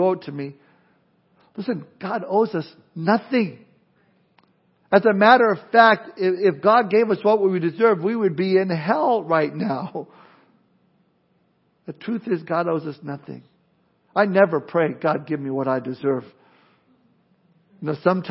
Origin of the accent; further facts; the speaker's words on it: Southern California, United States; moved away; growing up in Southern California, where I grew up